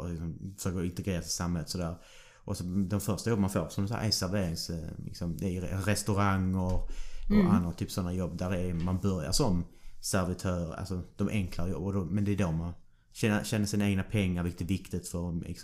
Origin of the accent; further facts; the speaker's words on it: Ystad, Skåne, Sweden; jag var från Ystad